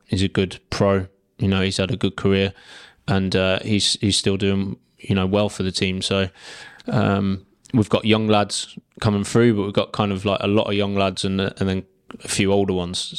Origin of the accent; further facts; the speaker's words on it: Guernsey; I'm from Guernsey, um, family from Guernsey, grandparents from Guernsey